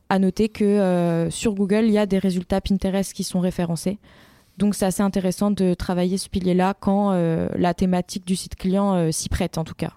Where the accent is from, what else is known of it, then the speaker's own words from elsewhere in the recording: Rambouillet, Île-de-France, France; also born or lived in Montpellier; je suis originaire d'Île-de-France, euh, plus précisément de Rambouillet